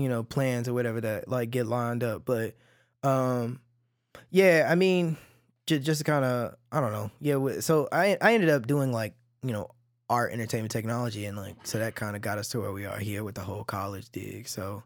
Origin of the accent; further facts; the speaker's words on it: Cedar Hill, Texas, United States; also born or lived in Oak Cliff, Dallas; I grew up in Cedar Hill